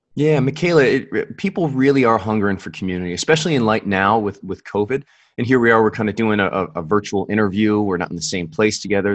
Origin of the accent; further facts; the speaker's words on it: Buffalo, New York, United States; also born or lived in California / Virginia; now in Capital Region, New York, United States; I was originally from Buffalo